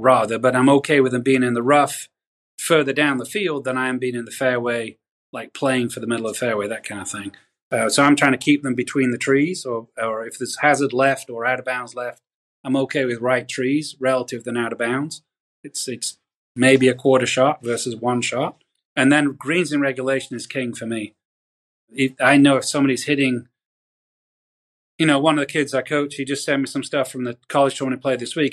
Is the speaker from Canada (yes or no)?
no; the north of England, United Kingdom; moved away as an adult; also born or lived in Pinehurst, North Carolina; now in United States; I grew up in Northern England, moved to America